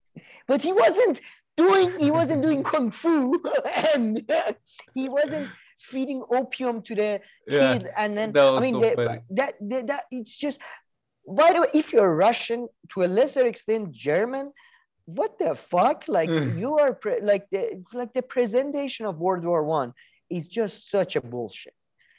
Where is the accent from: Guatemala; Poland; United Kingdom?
United Kingdom; Scotland; I'm from Scotland